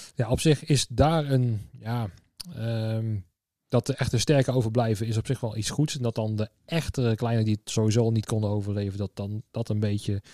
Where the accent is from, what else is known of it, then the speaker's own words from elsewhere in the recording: Tiel, Gelderland, Netherlands; ik kwam uit Tiel, daar dus ben ik geboren en getogen